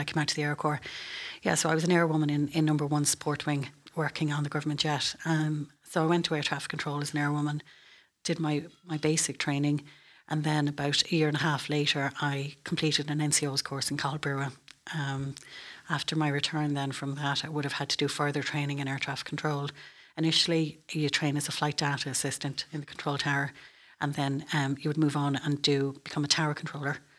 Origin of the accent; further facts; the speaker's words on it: Moate, Westmeath, Ireland; moved away as an adult; also born or lived in Dublin; I'm from Moat, County West Meath, and, um, I went to the Convent of Mercy School in Moat